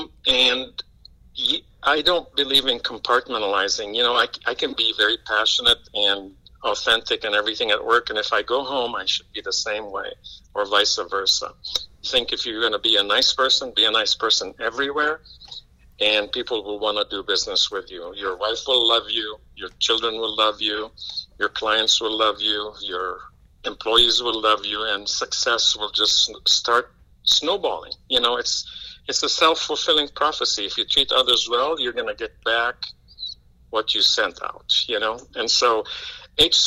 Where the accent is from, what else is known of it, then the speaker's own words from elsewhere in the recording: Lebanon; now in Champaign, United States; I was born in Lebanon, about 6,000-7,000 miles away from Illinois